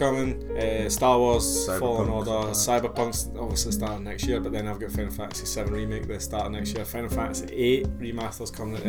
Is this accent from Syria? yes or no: no; Scotland, United Kingdom; It's that anti-Scottish bias. You know we hate being called haggis heads.